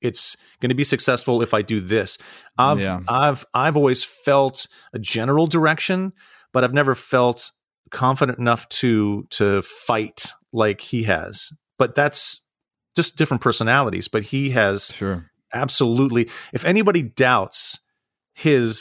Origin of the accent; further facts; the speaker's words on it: Santa Rosa, California, United States; moved away as an adult; also born or lived in New York / Ohio; now in Pittsburgh, United States; I grew up in Northern California. I grew up in Santa Rosa in the Wine Valley